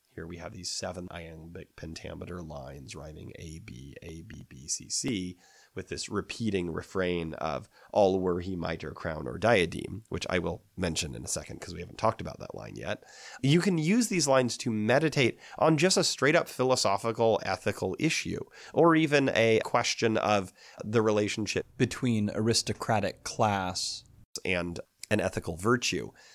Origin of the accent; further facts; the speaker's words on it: United States; I think we might, as American readers